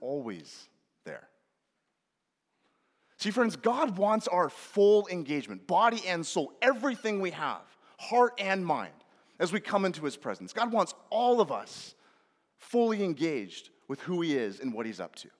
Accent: Northwest Washington, United States; my family and I grew up in Northwest Washington in a small little town right on the Canadian border

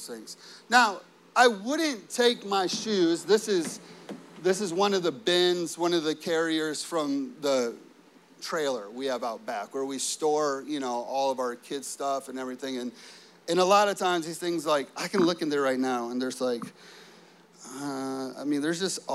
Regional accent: Chicago, Illinois, United States; growing up in the Chicago area, it snows a lot

